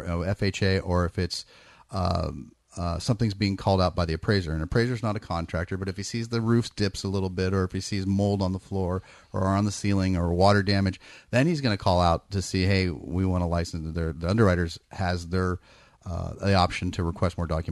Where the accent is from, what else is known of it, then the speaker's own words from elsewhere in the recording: Bay Area, California, United States; I'm from the Bay Area.